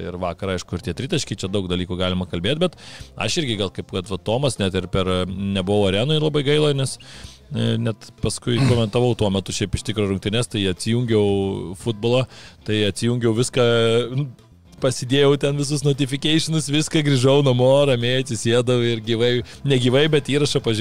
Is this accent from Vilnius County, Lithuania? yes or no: yes; Vilnius, Vilnius County, Lithuania; kaip Vilnietis